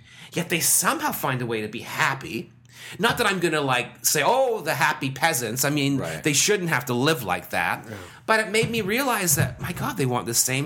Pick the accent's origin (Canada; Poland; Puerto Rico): Canada; Brampton, Ontario; I grew up in Brampton in the 70s